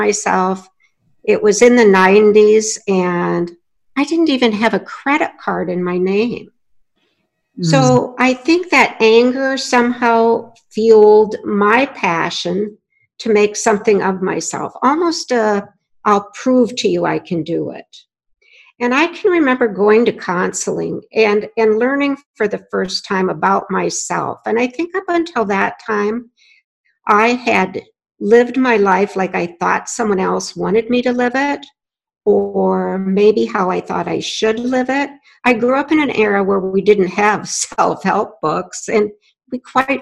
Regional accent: North Dakota, United States; I grew up in North Dakota to hardworking parents, and they were farmers

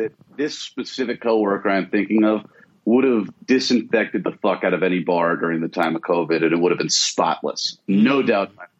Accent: Atlanta, Georgia, United States; growing up in Atlanta

